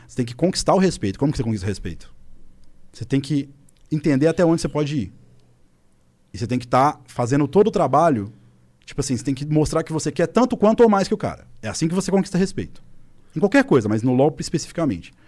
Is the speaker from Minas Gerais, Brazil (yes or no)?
yes; Belo Horizonte, Minas Gerais, Brazil; em BH, minha cidade natal